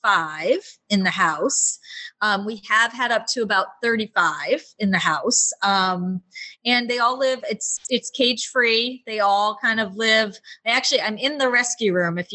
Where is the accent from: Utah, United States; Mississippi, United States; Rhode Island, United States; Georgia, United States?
Rhode Island, United States; moved away; also born or lived in Los Angeles; I'm from Rhode Island